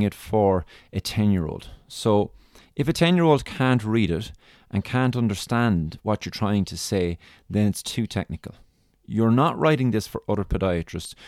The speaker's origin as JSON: {"language": "English", "country": "Ireland", "accent": "Irish", "said": "my lovely Irish accent"}